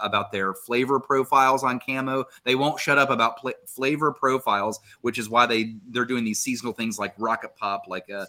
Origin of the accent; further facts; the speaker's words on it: Huntington, West Virginia, United States; I'm from here, born and raised. I'm actually proudly from the Stend, Jason. I'm proudly from the west end of Huntington